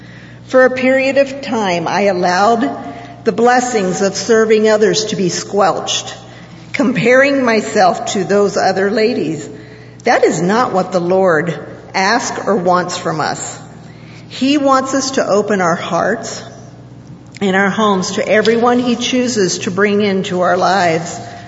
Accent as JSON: {"language": "English", "country": "Haiti", "tie": "born or raised there", "said": "Growing up in Haiti, we had various church groups that came from the United States to visit or work. I grew up tagging along and became a translator, as speaking Creole was my second language."}